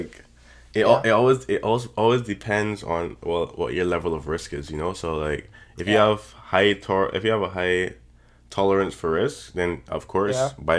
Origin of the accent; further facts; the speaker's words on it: Barbados; I'm from Barbados still.